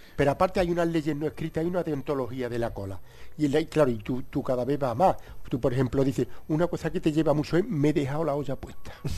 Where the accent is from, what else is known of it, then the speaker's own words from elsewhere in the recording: Ronda, Andalusia, Spain; en mi pueblo de Ronda